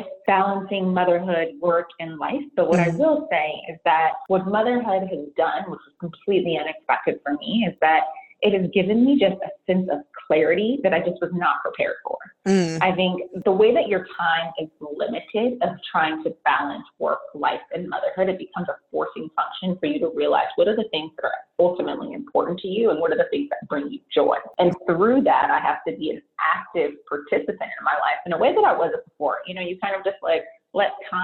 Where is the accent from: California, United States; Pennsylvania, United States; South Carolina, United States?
California, United States; San Francisco Bay Area; born and raised in the San Francisco Bay Area